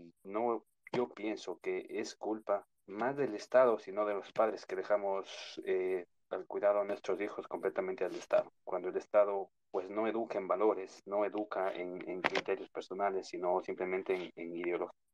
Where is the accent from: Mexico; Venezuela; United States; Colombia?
United States; New York; also born or lived in Ecuador; Les comento que yo vivo acá en Nueva York, eh, pero nací en Ecuador. Eh, me vine muy pequeño acá, entonces ver las cosas que pasan en Latinoamérica eh, es muy fuerte, ¿no?